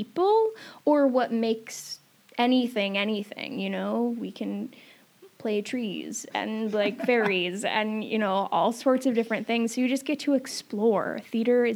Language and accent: English; Camano Island, Washington, United States; also born or lived in Everett, Washington; I grew up on Camino